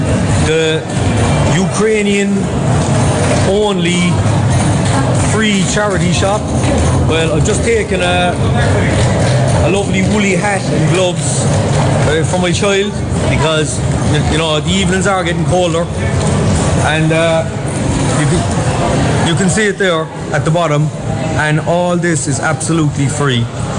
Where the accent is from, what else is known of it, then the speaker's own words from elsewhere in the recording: Ireland; because I'm an Irish citizen in this country, right?